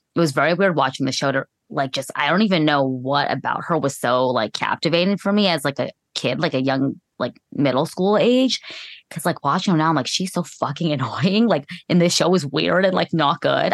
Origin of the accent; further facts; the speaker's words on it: California, United States; I'm from California